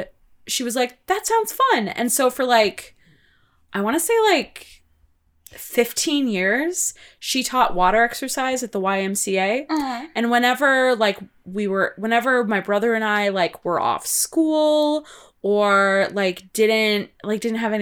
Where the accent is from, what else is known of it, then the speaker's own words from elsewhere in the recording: Wisconsin, United States; growing up in Wisconsin